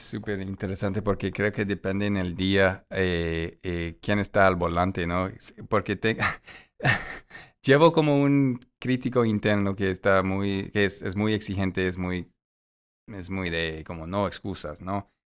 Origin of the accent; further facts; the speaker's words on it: Chicago, Illinois, United States; Spanish is a second language; moved away; sí soy grande, de Chicago